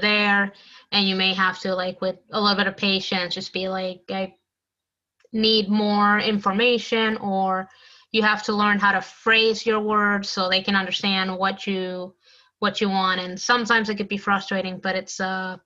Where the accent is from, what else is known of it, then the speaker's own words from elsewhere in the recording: Puerto Rico; moved away; I grew up like in Puerto Rico